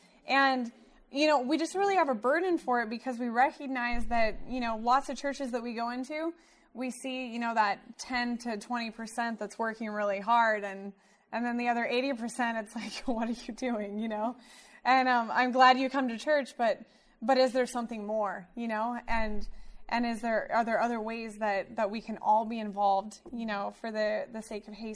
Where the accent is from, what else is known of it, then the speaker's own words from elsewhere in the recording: Wichita, Kansas, United States; also born or lived in Central California; now in Southern California, United States; I grew up in Wichita, Kansas.